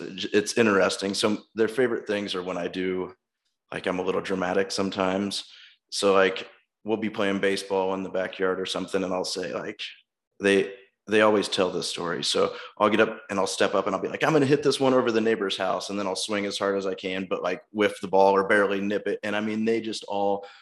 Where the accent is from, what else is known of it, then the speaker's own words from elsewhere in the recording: Alexandria, Indiana, United States; moved away as an adult; also born or lived in West Lafayette, Indiana / Fort Wayne, Indiana; I am originally from Alexandria, Indiana, which is close to Anderson, a little north of Indianapolis. So I grew up there with a great family